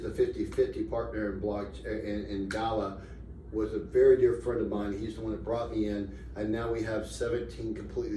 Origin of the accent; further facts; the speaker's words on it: Tampa, Florida, United States; now in Las Vegas, United States; I live in Las Vegas. I'm from Tampa